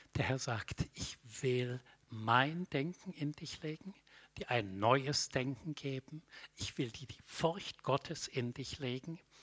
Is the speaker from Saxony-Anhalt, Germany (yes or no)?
no; Middle Franconia, Bavaria, Germany; Ich bin aufgewachsen in Mittelfranken in einem Dorf.